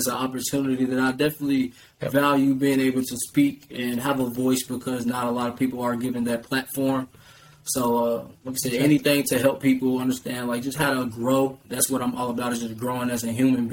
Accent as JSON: {"language": "English", "town": "Louisville", "region": "Kentucky", "country": "United States", "tie": "born or raised there", "said": "I was from the West End of Louisville, Kentucky, which didn't have much"}